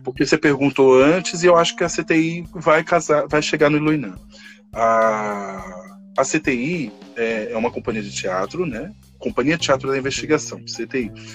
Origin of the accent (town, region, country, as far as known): São Paulo, Brazil; born or raised there; also born or lived in Salvador, Bahia